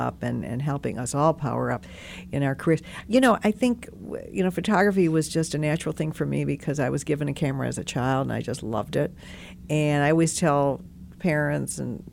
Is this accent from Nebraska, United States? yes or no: no; Detroit, Michigan, United States; growing up in Detroit